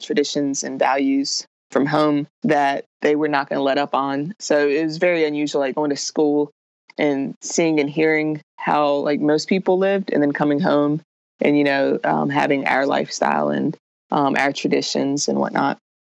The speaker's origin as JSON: {"language": "English", "town": "Raleigh", "region": "North Carolina", "country": "United States", "tie": "born or raised there", "said": "I was born and raised in Raleigh, North Carolina"}